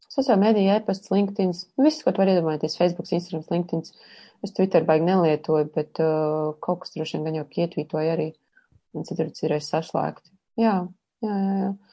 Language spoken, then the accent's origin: Latvian; Sigulda, Latvia; piedzimu, jā, Siguldā